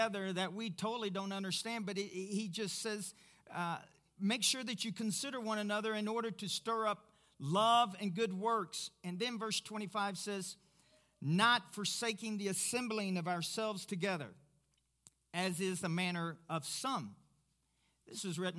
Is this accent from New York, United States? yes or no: no; Kentucky, United States; I'm from Kentucky